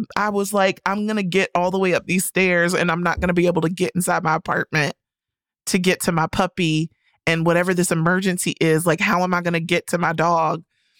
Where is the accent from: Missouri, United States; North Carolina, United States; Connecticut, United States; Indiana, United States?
North Carolina, United States; Carolina. All of my high school buddies have like 3+ kids.